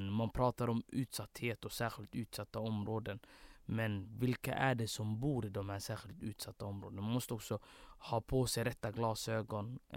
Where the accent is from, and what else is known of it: Blekinge, Sweden; born or raised there